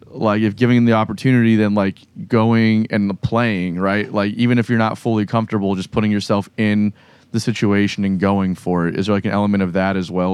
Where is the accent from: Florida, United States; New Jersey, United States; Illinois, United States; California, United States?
Florida, United States; South; moved away as an adult; now in Jacksonville, United States; I'm from South Florida so like, I was going to the jams in Miami and Fort Lauderdale and West Palm